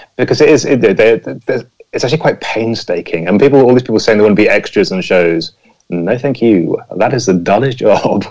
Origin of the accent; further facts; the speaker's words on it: near Pinewood Studios, South East England, United Kingdom; I grew up near Pinewood Studios